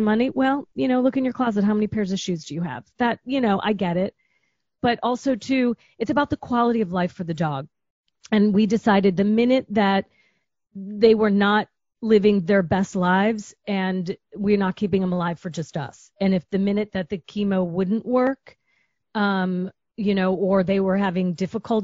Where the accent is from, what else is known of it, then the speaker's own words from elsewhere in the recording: Chicago, Illinois, United States; moved away; I'm a girl from Chicago.